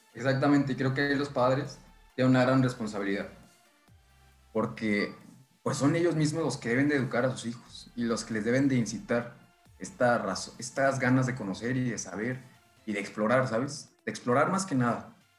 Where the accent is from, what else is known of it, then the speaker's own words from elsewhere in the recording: State of Mexico, Mexico; now in northern Mexico; Soy originario del Estado de México, pero pues, ya llevo bastantes años viviendo en el norte del país